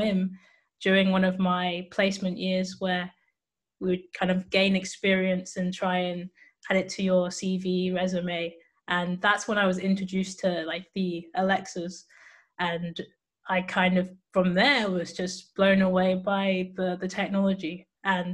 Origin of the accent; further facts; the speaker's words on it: England, United Kingdom; also born or lived in Cambridge; I am from England, United Kingdom. And I'm based in Cambridge, but right now I'm in Bristol